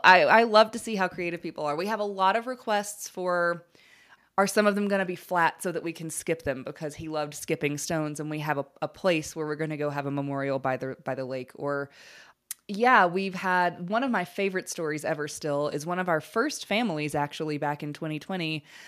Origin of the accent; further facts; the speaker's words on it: Alabama, United States; I grew up in Alabama